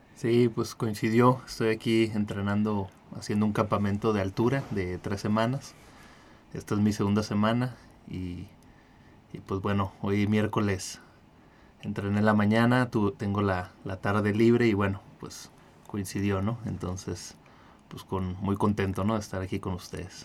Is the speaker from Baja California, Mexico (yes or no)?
yes; Ensenada, Baja California, Mexico; yo soy de, de Ensenada de Baja California